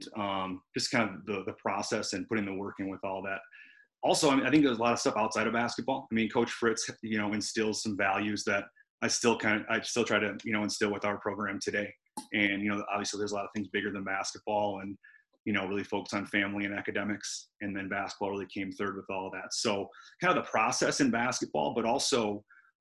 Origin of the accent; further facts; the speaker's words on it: St. Paul, Minnesota, United States; I grew up in St. Paul